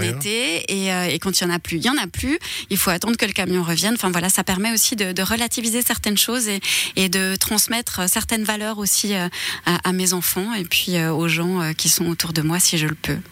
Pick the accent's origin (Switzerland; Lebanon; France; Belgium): Switzerland; born or raised there; also born or lived in Tamanrasset, Algeria